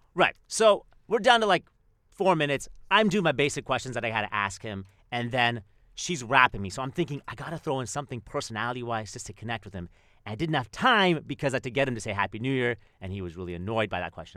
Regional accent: Canada; I'm Canadian, and, like, I, I would spend time in Winnipeg

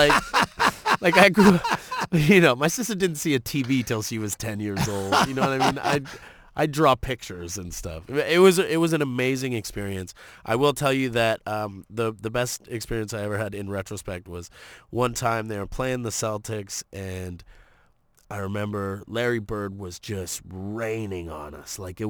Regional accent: Toronto, Ontario, Canada; I grew up in Toronto

